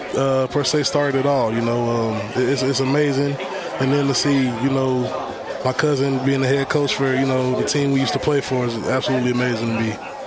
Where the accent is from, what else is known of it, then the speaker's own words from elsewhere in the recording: Columbia, Tennessee, United States; moved away as an adult; guys from my hometown